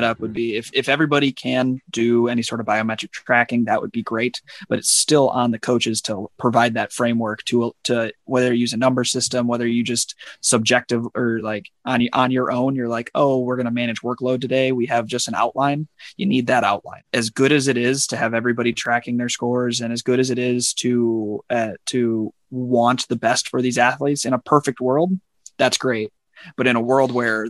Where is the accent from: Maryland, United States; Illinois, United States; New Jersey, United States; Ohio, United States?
Illinois, United States; Chicago; I grew up in Chicago